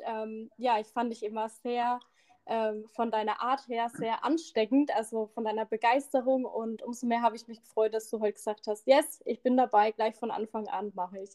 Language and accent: German; the Bamberg area, Bavaria, Germany; accent: Franconian; dass wir wahrscheinlich am Ende beide voll fränkeln, weil ich ja auch aus der Gegend komme.